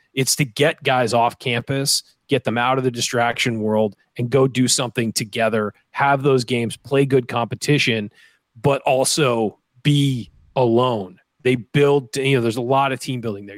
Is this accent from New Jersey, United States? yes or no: no; San Diego, California, United States; moved away as an adult; also born or lived in Indiana; I'm from Southern California where it's very dry. There's not a whole lot of humidity. It's, there's an ocean breeze everywhere in San Diego